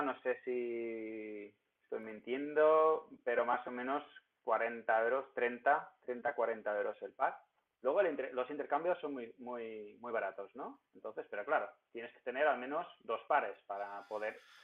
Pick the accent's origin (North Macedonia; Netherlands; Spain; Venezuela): Netherlands; Ermelo, Gelderland; moved away; soy de un pueblo de Hermelo que en los Países Bajos